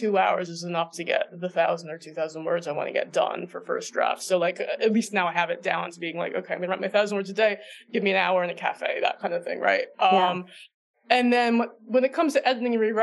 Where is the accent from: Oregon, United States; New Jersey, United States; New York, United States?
New Jersey, United States; moved away; I grew up in New Jersey